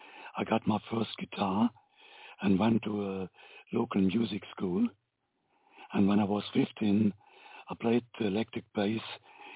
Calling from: Germany; I'm calling from Germany.

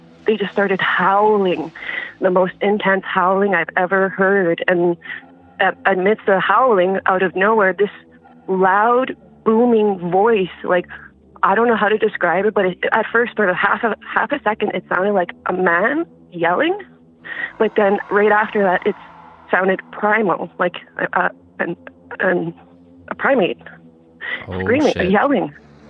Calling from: Thompson, Manitoba, Canada; I'm calling from northern Manitoba.

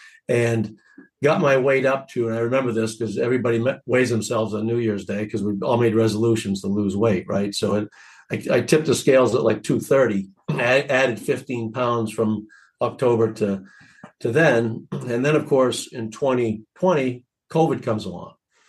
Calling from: Portland, Maine, United States; The great city of Portland, Maine.

